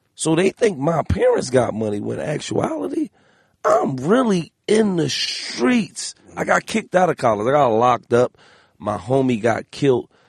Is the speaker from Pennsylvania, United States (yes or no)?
yes; Philadelphia, Pennsylvania, United States; I'm from Philly